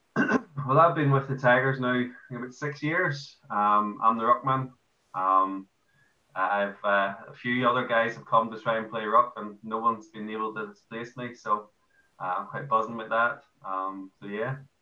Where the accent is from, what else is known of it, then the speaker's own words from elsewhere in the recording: Ireland; moved away as an adult; now in Newcastle, United Kingdom; I'm Irish